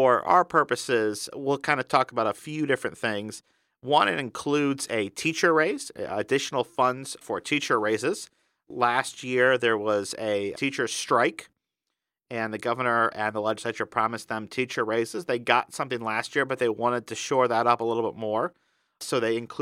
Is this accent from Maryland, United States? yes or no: no; Indiana, United States; my home state of Indiana